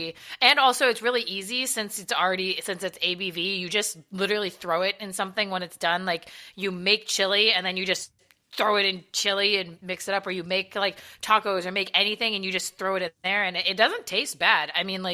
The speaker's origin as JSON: {"language": "English", "region": "Southern California", "country": "United States", "tie": "born or raised there", "said": "I'm from Southern California"}